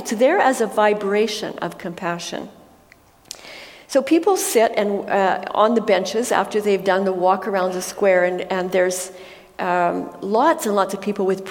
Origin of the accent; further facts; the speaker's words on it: Alberta, Canada; we come from Alberta